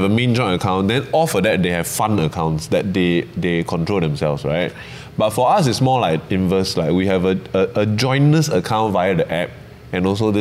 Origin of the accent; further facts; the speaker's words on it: Malaysia; now in Singapore; I'm from Malaysia